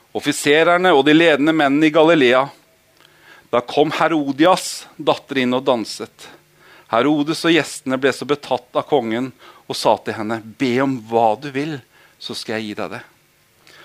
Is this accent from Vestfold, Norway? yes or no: yes; Holmestrand, Vestfold, Norway; Jeg er oppvokst i Holmestrand veldig stor del av året. Eller året. Livet.